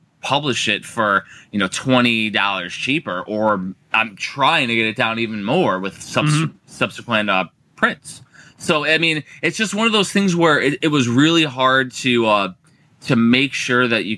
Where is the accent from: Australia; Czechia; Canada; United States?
United States; Cedar Lake, Indiana; I grew up in Northwest Indiana